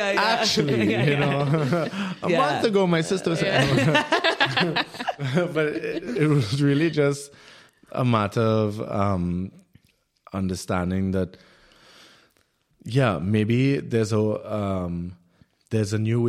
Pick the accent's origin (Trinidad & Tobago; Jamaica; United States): Trinidad & Tobago; now in Berlin, Germany; growing up in the Caribbean